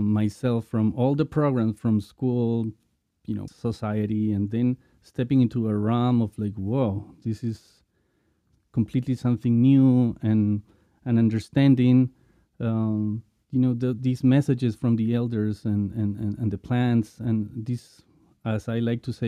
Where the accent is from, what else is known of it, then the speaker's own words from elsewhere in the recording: Lima, Peru; I was born in Lima as well, you know, in the city